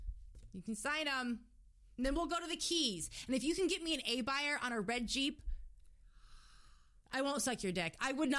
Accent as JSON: {"language": "English", "region": "South Florida", "country": "United States", "tie": "born or raised there", "said": "because I grew up in South Florida, too, and we were poor, so we lived in a lot of apartments."}